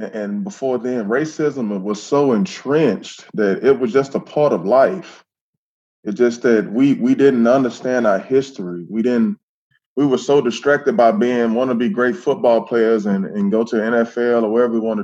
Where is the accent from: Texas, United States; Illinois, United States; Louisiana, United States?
Texas, United States; Tyler; I am from Tyler, Texas, but I grew up basically majority on the African-American or black side of town